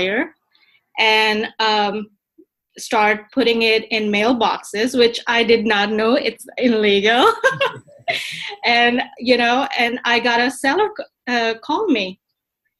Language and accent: English; Pakistan; moved away as an adult; I am actually from Pakistan. I moved here when I was 21